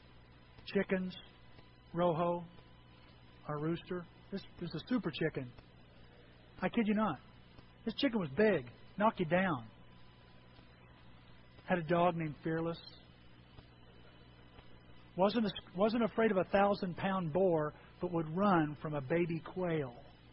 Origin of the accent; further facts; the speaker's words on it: Edwards County, Illinois, United States; moved away; I grew up in Edwards County